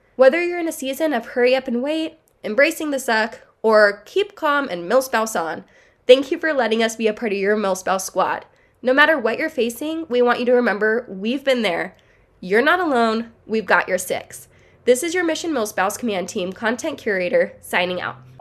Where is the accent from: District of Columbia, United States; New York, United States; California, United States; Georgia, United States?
California, United States; Southern; we are from Southern California